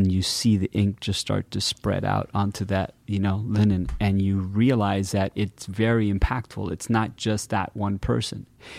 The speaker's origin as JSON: {"language": "English", "town": "Miami", "region": "Florida", "country": "United States", "tie": "born or raised there", "said": "born and raised in Miami. My parents are Cuban. They came from Cuba in the late 50s."}